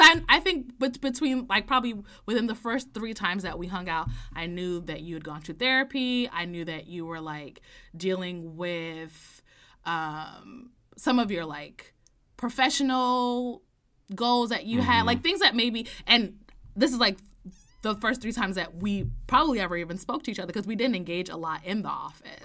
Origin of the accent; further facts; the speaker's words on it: New York, United States; I'm from New York. I grew up in New York. I went to school in downtown Manhattan